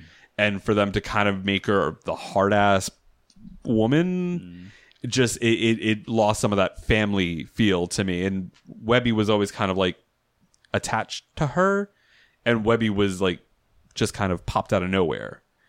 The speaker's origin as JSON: {"language": "English", "country": "Puerto Rico", "said": "We were trying to be the affluent Puerto Ricans"}